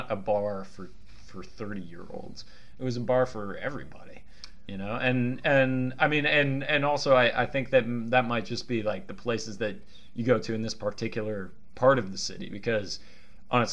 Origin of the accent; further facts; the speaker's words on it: Bay Area, California, United States; I grew up, you know, I grew up in the Bay Area